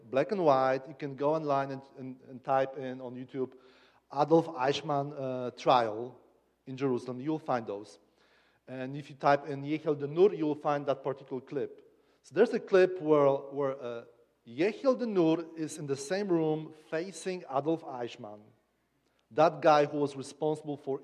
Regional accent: Kraków, Lesser Poland, Poland; accent: Polish; English is a second language; I come from Kraków

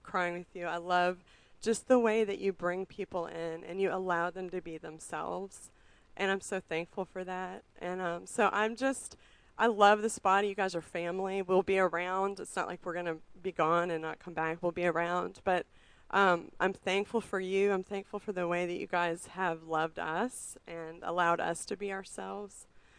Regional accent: Richmond, Virginia, United States; I mean, we moved here to Richmond 6.5 years ago. I mean, I grew up in Richmond, but moved away for a long time.

